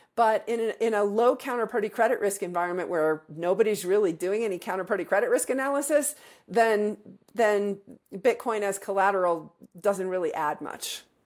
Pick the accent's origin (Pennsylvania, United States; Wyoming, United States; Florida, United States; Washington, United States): Wyoming, United States; my home state of Wyoming